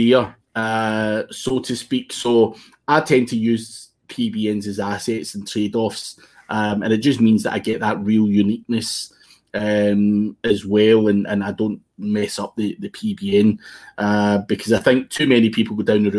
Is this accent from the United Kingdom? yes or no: yes; Scotland, United Kingdom; I'm Scottish